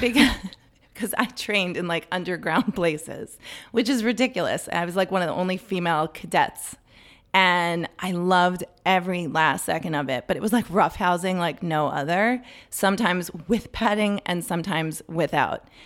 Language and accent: English; Potomac, Maryland, United States; I grew up in Maryland, in Potomac